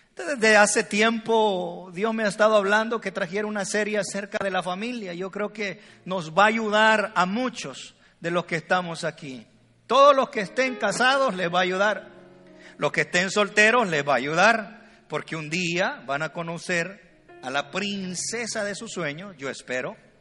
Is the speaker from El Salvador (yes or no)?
yes; El Salvador; yo soy salvadoreño, cuando le digo vos, ella me dice tú